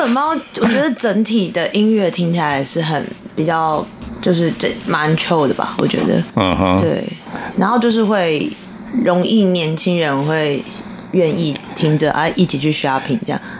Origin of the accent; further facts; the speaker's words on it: New Taipei, Taiwan; 我新北人，我新北人。